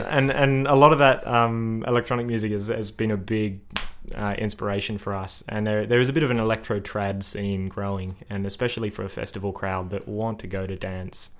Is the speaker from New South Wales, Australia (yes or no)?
yes; Sydney, New South Wales, Australia; moved away as an adult; also born or lived in Adelaide; now in Melbourne, Australia; I I grew up in Sydney, and when I was about twenty two, I moved over to Adelaide to chase an internship